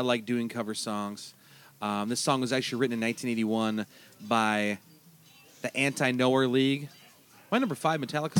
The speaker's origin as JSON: {"language": "English", "town": "Turtle Lake", "region": "Wisconsin", "country": "United States", "said": "I'm from Turtle Lake, Wisconsin. We had to drive literally 45 minutes to even get a cassette tape of stuff."}